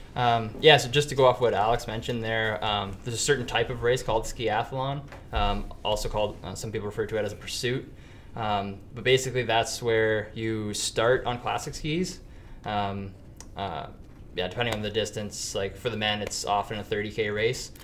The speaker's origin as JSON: {"language": "English", "town": "Penetanguishene", "region": "Ontario", "country": "Canada", "tie": "born or raised there", "lives_now": "North Bay, Canada", "said": "I grew up in Penetang, Ontario, southern Ontario, on Georgian Bay"}